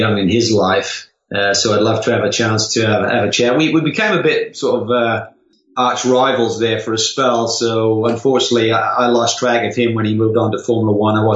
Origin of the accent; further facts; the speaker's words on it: Norwich, East of England, United Kingdom; Norwich, my hometown